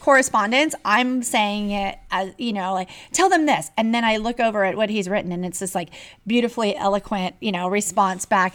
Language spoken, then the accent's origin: English; California, United States; moved away; I'm from California